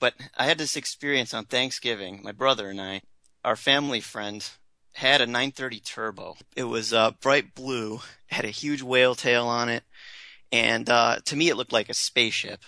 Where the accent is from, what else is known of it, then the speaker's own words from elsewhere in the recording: Rochester, New York, United States; Growing up in Rochester, New York